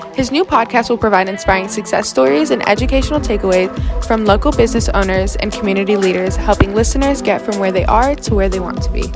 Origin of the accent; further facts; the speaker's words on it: Cape Town, Western Cape, South Africa; also born or lived in Dallas, Texas / San Francisco Bay Area; now in Martinez, United States; I'm originally from South Africa, Cape Town, South Africa, born and raised.